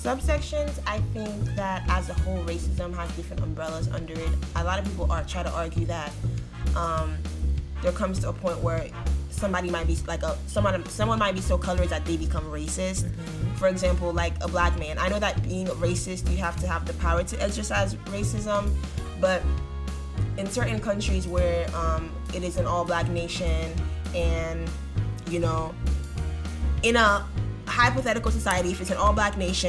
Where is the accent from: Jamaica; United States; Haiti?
Haiti; And, you know, like I said, growing up in Haiti, it was always like, oh, the Dominicans are racist towards us